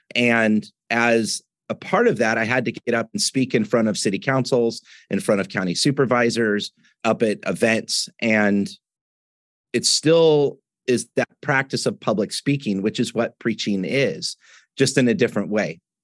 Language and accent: English; Washington, United States; moved away as an adult; also born or lived in Southern California; I grew up in Washington State